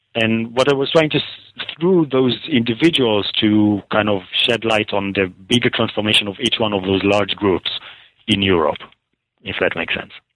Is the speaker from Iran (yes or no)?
no; Israel; I was born and raised in Israel, um, and I went to school in Jerusalem